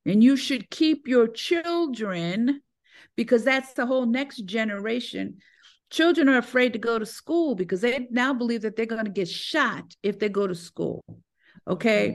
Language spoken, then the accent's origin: English; New York, United States; also born or lived in Connecticut; now in Atlanta, United States; was born and raised in New York